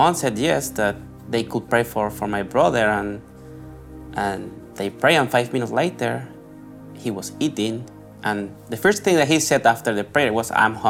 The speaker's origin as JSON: {"language": "English", "country": "Colombia", "moved": "yes", "said": "I'm from Colombia. And basically, we used to live, my family and I used to live in a little town in close to the city where I am from."}